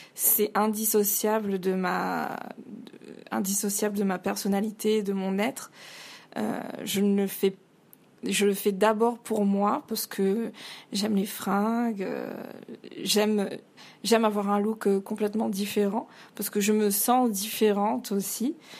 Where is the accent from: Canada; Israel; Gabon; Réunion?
Réunion; je suis réunionnaise à, à 100%, j'ai toujours vécu à la Réunion